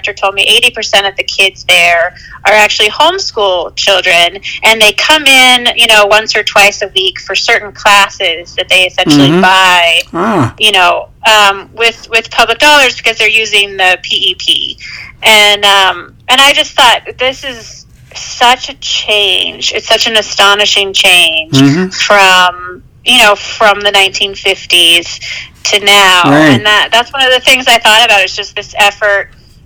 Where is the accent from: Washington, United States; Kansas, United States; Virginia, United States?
Washington, United States; eastern Washington State, United States; I grew up in Washington State, which is really you know, it's a blue state. I grew up on the eastern, more conservative side